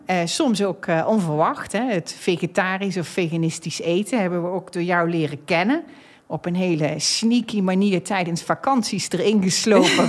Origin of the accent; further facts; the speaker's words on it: North Brabant, Netherlands; now in The Hague, Netherlands; Ik ben een echte Brabantse. Ik heb over de hele wereld gewoond en gewerkt, maar ben nu neergestreken in Den Haag.